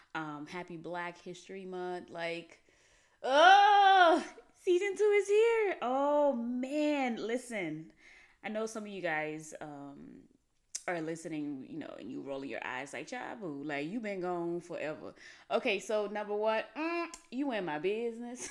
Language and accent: English; Haiti; moved away; I grew up in Haiti